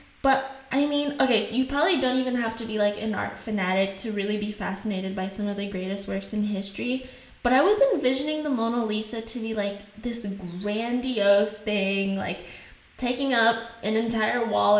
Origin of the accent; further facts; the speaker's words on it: Haiti; accent: Haitian; first language French and Haitian Creole; English is a second language; moved away; I grew up speaking French, I grew up in Haiti, and I learned French and Creole, and English was my third language.